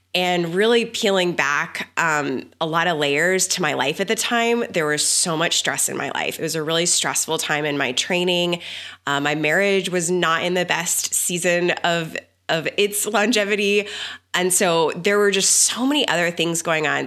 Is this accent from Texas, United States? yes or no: yes; Texas, United States; I grew up in the South. I grew up in Texas